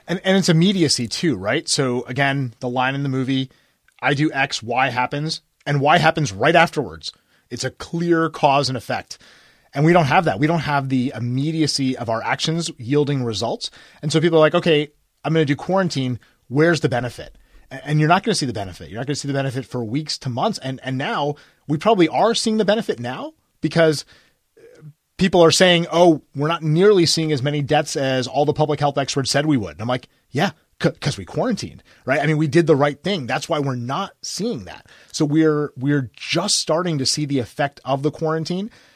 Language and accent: English; United States; I grew up near New York, I didn't have, like, a New York childhood